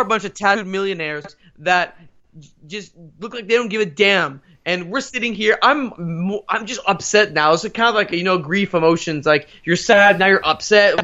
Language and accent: English; United States; I might be a, a, an American with, uh, Iranian, uh, parents, but I'm one hundred percent American above everything else.